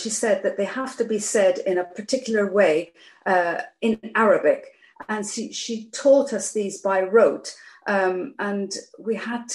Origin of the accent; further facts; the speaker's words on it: Geneva, Switzerland; moved away; also born or lived in Iran / Nottingham, England; my sister and I were educated at the international school in Geneva, so that's where we learned English. So I grew up speaking Persian at home, French in the street, and English at school.